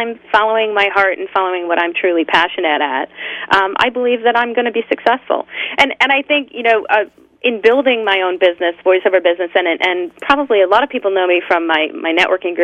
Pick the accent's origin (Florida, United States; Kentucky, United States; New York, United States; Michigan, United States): New York, United States; Rochester; moved away as an adult; also born or lived in New Jersey; now in California, United States; I was born in upstate New York in Rochester and moved to New Jersey after I graduated college